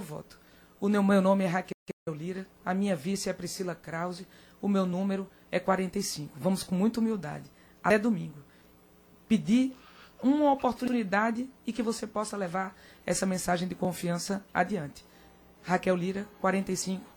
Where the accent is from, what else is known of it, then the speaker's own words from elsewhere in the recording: Caruaru, Pernambuco, Brazil; also born or lived in Recife; nasci no Recife, me criei em Caruaru, vim estudar aqui